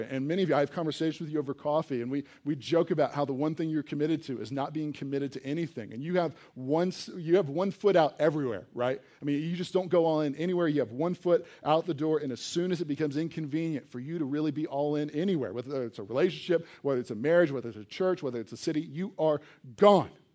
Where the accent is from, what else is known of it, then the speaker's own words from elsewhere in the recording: East Coast, United States; now in Colorado, United States; I grew up on the East Coast